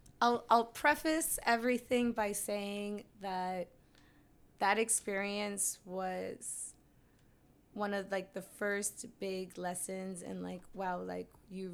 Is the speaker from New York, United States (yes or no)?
yes; New York City, New York, United States; also born or lived in Barranquilla, Colombia / Harlem, New York; I've been I'm from Colombia, and I grew up in Jamaica, Queens. And I've been living in Harlem for about 20 years now.